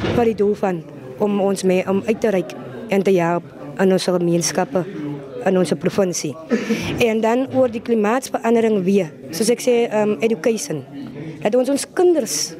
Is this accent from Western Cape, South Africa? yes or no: yes; Voorstekraal, Western Cape, South Africa; Ek is van Voorstekraal